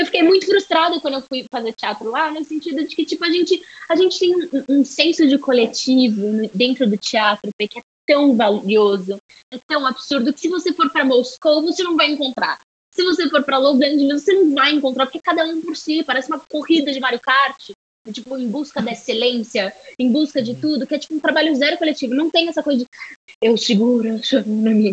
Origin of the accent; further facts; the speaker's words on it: Brazil; also born or lived in United States; por ser brasileira, sabe, por ser latina, por não falar inglês perfeitamente